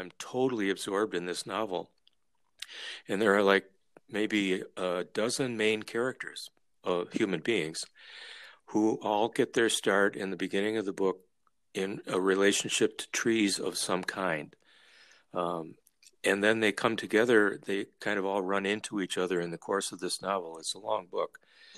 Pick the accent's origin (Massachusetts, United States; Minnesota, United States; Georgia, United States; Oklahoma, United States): Minnesota, United States; moved away as an adult; we're from Minnesota.